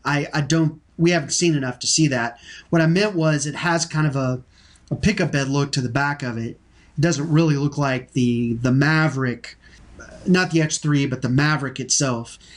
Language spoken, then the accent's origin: English; Texas, United States; I'm from Texas.